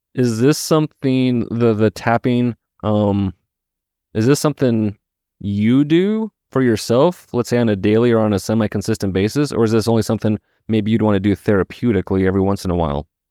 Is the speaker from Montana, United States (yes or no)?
yes; Missoula, Montana, United States; Missoula, Montana, my hometown